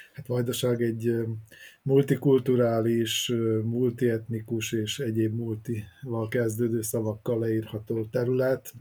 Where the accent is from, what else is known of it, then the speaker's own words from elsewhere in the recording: Vojvodina, Serbia; mi meg a vajdasági magyarok vagyunk